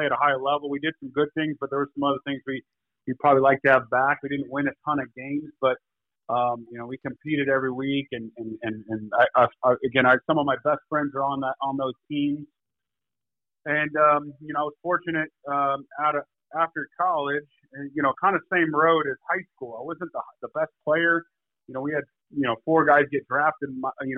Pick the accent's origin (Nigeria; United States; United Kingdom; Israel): United States; Corona, California; When I grew up in Corona, California, blue collar town.